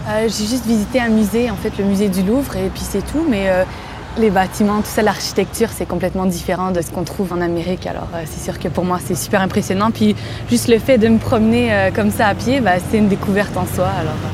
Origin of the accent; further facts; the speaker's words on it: Quebec, Canada; moved away as an adult; now in Paris, France; j'ai 26 ans, je viens du Québec